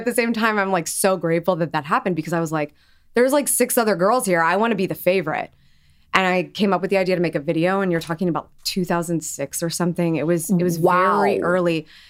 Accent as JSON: {"language": "English", "town": "Columbus", "region": "Ohio", "country": "United States", "tie": "born or raised there", "said": "I'm from Columbus, Ohio. I grew up there. I never left."}